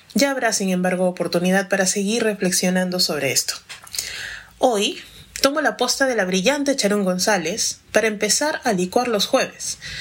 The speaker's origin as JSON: {"language": "Spanish", "country": "Peru", "said": "soy afroperuana"}